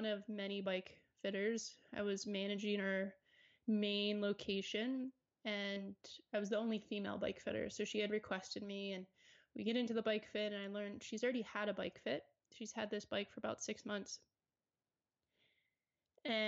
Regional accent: Maryland, United States; also born or lived in Charlotte, North Carolina; now in Colorado, United States; I grew up in Maryland. I spent 8 years in Charlotte, North Carolina

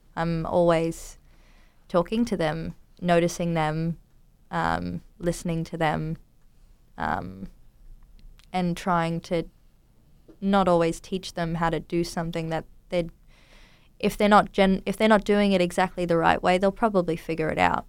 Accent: Townsville, Queensland, Australia; moved away; I grew up in Townsville in North Queensland in Australia.

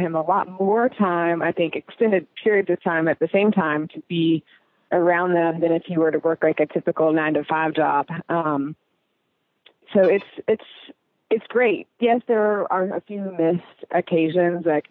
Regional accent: Knoxville, Tennessee, United States; also born or lived in New York / Colorado / Chicago; now in Charleston, United States; I grew up in Knoxville, Tennessee

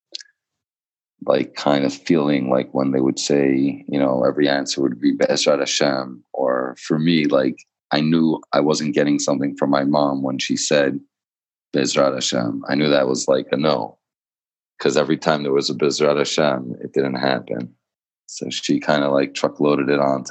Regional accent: New York City, New York, United States; moved away as an adult; now in Israel; I grew up in Borough Park, Brooklyn. I moved to Israel when I was 18

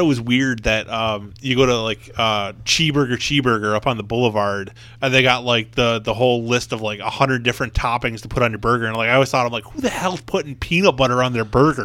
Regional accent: Buffalo, New York, United States; I'm from Buffalo

